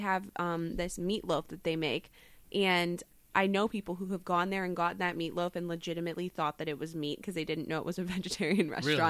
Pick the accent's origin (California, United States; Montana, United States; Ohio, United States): Ohio, United States; Canfield